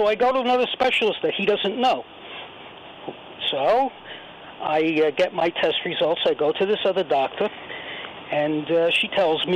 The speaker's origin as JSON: {"language": "English", "town": "New York City", "region": "New York", "country": "United States", "said": "I'm from New York City"}